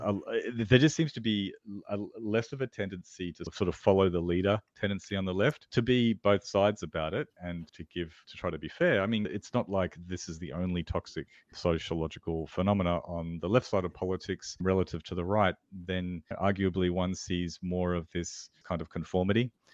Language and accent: English; Australia